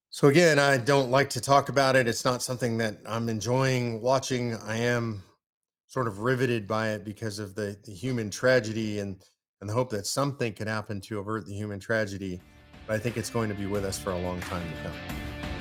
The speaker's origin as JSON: {"language": "English", "country": "United States", "said": "I'm an American, I'm American first and American only"}